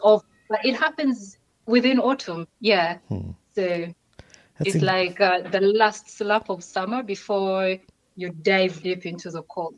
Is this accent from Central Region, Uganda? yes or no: yes; Kampala, Central Region, Uganda; born or raised there; moved away as an adult; now in Barcelona, Spain